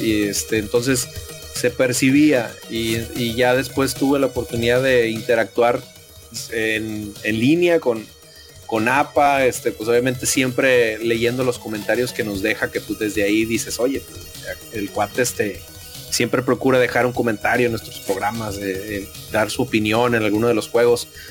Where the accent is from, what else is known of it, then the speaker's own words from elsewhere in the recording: Nuevo León, Mexico; colinda con Nuevo León, de donde yo soy